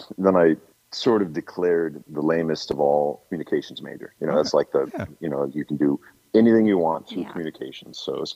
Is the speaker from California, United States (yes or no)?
no; Clinton, Iowa, United States; moved away as an adult; now in Sun Prairie, United States; I grew up in Clinton, Iowa, and I went to University of Iowa in Iowa City.